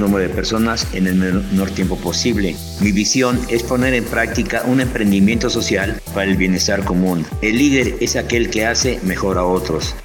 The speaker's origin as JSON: {"language": "Spanish", "region": "Mexico City", "country": "Mexico", "tie": "born or raised there", "said": "nací hace 73 años en la Ciudad de México"}